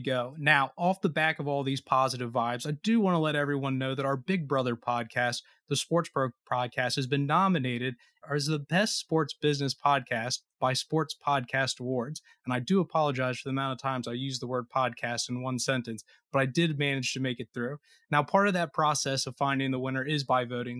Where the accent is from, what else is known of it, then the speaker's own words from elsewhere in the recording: Cincinnati, Ohio, United States; my hometown Cincinnati